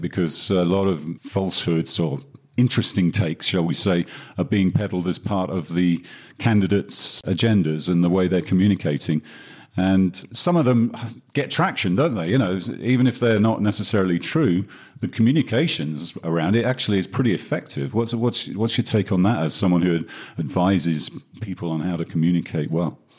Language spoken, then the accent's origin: English; United Kingdom; my home country, especially the UK